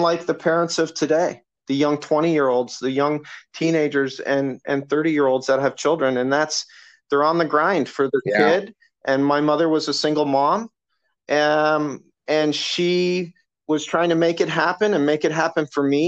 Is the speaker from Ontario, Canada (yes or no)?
yes; London, Ontario, Canada; all my family's Canadian. We grew up in London, Ontario, Canada